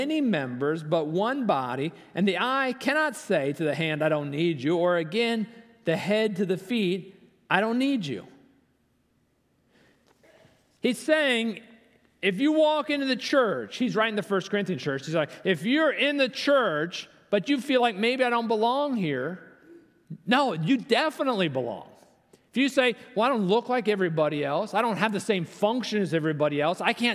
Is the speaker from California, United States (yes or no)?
no; Virginia, United States; I'm from Virginia. I'm here with my daughter.